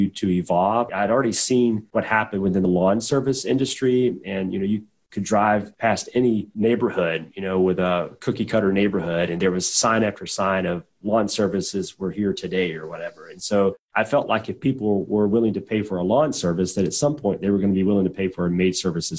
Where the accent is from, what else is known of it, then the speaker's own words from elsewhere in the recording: southwestern Georgia, United States; also born or lived in Atlanta, Georgia / Pensacola, Florida; now in Birmingham, United States; we were in the sticks, man. We were down in southwestern Georgia, actually fairly close to Tallahassee, Florida, but not in Florida. We were about 45 miles north of Tallahassee